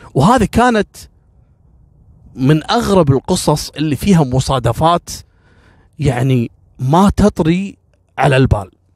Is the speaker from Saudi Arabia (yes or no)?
no; Kuwait; احنا عندنا في الكويت